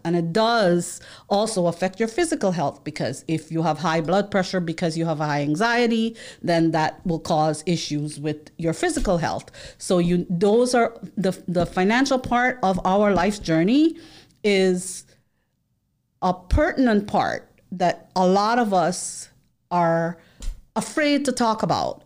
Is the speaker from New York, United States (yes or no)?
yes; New York City, New York, United States; moved away as an adult; now in Florida, United States; I am from the Bronx, Boogie Down Bronx